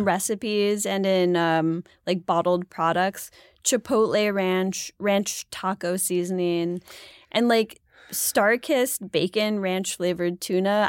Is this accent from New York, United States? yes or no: yes; Buffalo, New York, United States; I'm from Buffalo